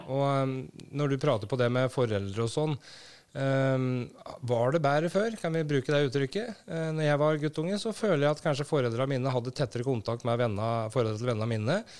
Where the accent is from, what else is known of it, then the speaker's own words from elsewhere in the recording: Brumunddal, Innlandet, Norway; jeg vokste opp i Brumunddal, en forholdsvis liten, uh, trygg plass.